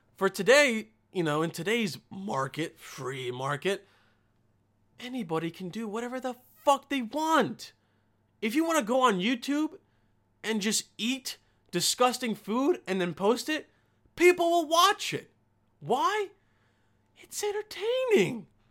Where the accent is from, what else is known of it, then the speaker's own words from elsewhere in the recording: Bosnia & Herzegovina; moved away; in my home country